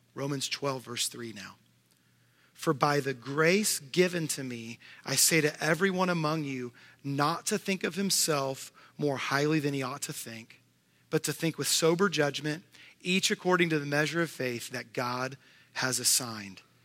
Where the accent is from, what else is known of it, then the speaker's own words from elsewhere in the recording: Houston, Texas, United States; now in Tennessee, United States; I'm living in Tennessee, but I grew up in Houston, Texas.